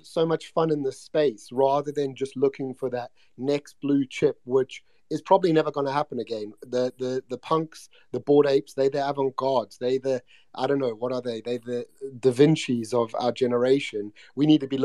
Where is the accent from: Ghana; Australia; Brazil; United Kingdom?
United Kingdom; I was being British